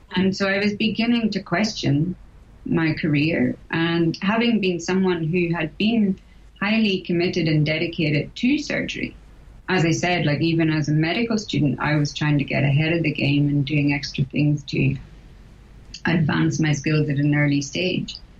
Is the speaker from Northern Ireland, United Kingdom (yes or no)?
yes; Northern Ireland, United Kingdom; moved away as an adult; I was born and brought up in Northern Ireland